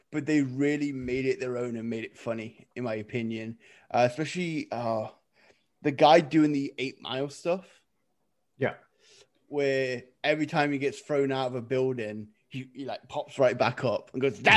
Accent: England, United Kingdom; I'm English.

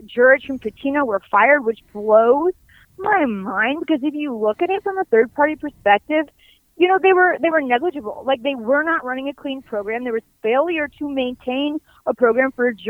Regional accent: Louisville, Kentucky, United States; moved away as an adult; also born or lived in Washington, D.C. / New York; Yeah, I'm from Louisville, but, you know, I bleed blue. I've bled blue my whole life, and I'm in Kentucky right now.

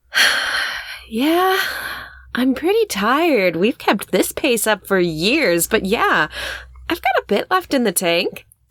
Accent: United States; we are an American family

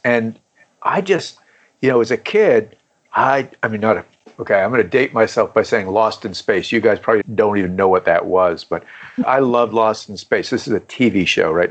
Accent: Canada; moved away as an adult; now in South Carolina, United States; I was born and raised in Canada.

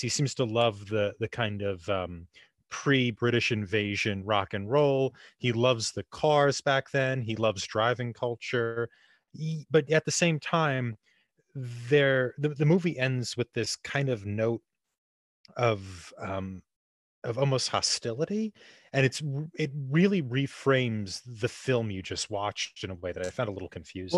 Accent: New Jersey, United States; we're all from New Jersey

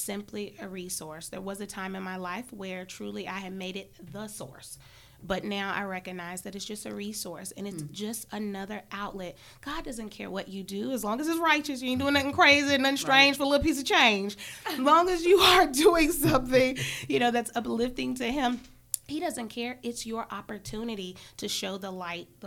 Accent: Charlotte, North Carolina, United States; growing up in Charlotte, didn't always live in the nicest areas

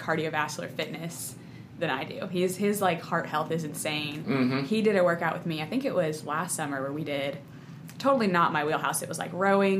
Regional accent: West Virginia, United States; moved away; also born or lived in Madison; I grew up in West Virginia.

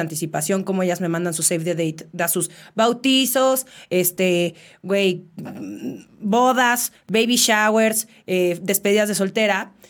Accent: Mexico City, Mexico; soy de la Ciudad de México creo que se escucha en mi acento

